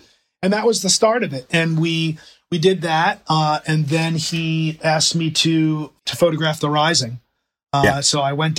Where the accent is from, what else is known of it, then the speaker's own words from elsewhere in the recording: New Jersey, United States; growing up in New Jersey